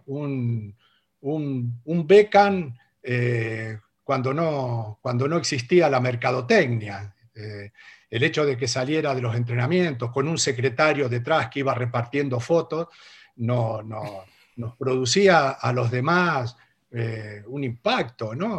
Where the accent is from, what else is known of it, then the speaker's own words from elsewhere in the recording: Argentina; moved away as an adult; also born or lived in Spain; me fui a mi, a mi pueblo y le dije a mi madre, me voy a España